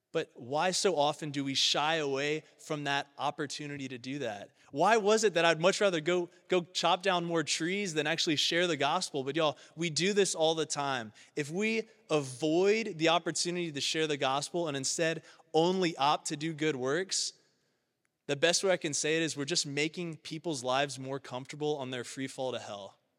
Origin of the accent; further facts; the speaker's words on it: Baton Rouge, Louisiana, United States; now in Cincinnati, United States; I was born in South Louisiana, Baton Rouge, the seat to the capital of Louisiana